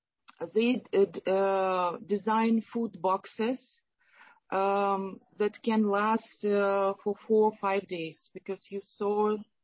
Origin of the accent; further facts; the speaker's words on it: Ukraine; now in San Jose, United States; I represent Phoenix Group Foundation from Ukraine. We are from Ukraine.